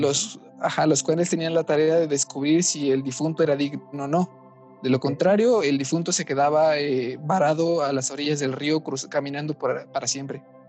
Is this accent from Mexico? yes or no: yes; Mexico; somos mexicanos